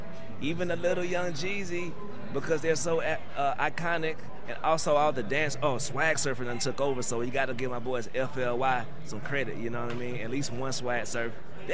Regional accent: Georgia, United States; I grew up in Georgia

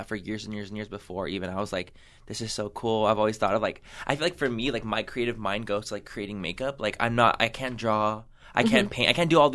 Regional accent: San Diego, California, United States; I grew up in San Diego

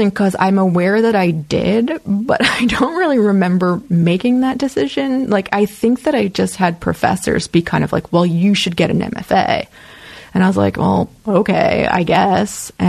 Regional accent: Midwest, United States; I just I kind of romanticized California when I was a kid growing up in the Midwest.

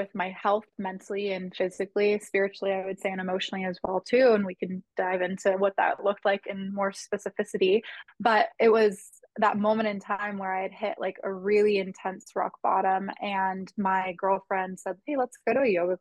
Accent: Southern California, United States; where I grew up in Southern California

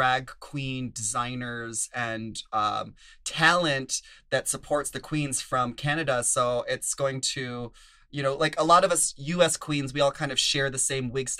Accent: Minnesota, United States; I'm from Minnesota

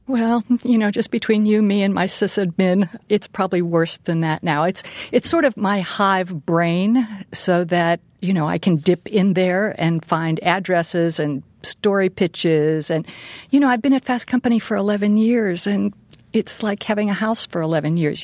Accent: Pittsburgh, Pennsylvania, United States; moved away; I grew up in Pittsburgh

